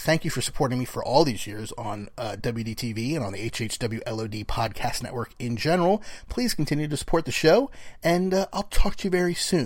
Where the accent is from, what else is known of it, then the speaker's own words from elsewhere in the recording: New Jersey, United States; moved away as an adult; also born or lived in Austin, Texas; I guess technically I'm still from Jersey.